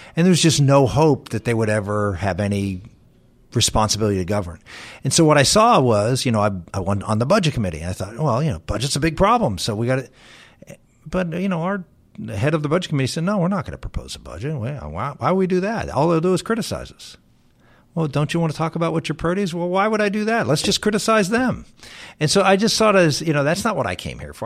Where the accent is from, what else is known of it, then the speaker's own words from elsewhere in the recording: Pittsburgh, Pennsylvania, United States; the one guy was from my hometown, was from Pittsburgh